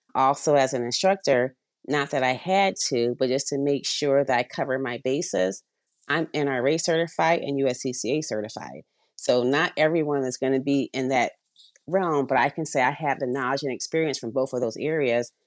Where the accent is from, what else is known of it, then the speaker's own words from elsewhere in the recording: Avondale, Arizona, United States; moved away; also born or lived in upstate New York; We grew up in Avondale, Arizona, so we had some snakes in the backyard